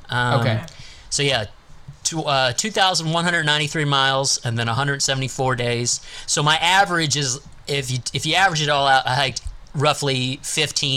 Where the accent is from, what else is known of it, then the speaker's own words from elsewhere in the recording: South Central Pennsylvania, United States; I grew up in South Central Pennsylvania, literally a mile away from the trail.